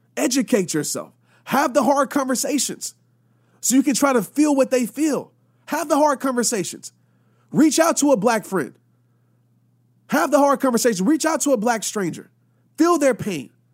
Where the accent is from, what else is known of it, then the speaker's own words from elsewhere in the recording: Louisiana, United States; also born or lived in Arkansas; growing up, I lived in a city in Louisiana